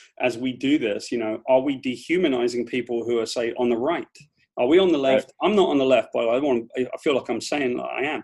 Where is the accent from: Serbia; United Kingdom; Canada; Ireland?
United Kingdom; accent: British; moved away as an adult; now in United States; I just grew up on the bottom end of the class system there